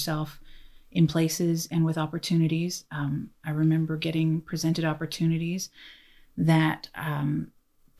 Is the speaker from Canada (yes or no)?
yes; Canada; I'm Canadian.